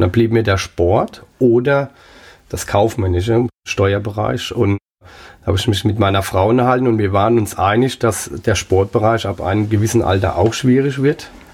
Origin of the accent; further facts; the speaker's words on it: Pirmasens, Rhineland-Palatinate, Germany; also born or lived in Saarland; In Pirmasens im Umkreis, hauptsächlich aber in Pirmasens